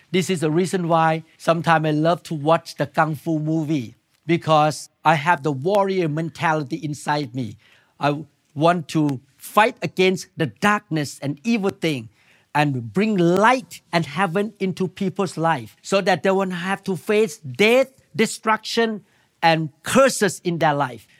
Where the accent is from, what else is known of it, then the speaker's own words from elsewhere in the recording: Thailand; moved away; I came from Thailand.